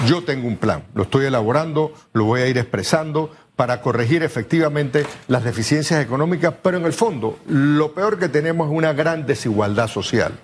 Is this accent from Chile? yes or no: no; Panama